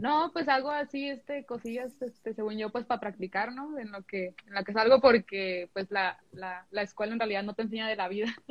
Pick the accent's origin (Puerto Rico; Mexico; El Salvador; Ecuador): Mexico; also born or lived in United States; yo soy de allá y pues la de México, pues sí. Eh, bueno, me crié aquí